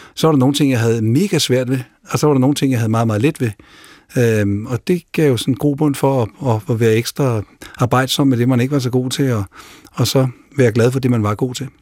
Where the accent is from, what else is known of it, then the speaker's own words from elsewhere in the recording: Denmark; Men selv Sverige kan være vanskeligt at, at finde rundt i som dansker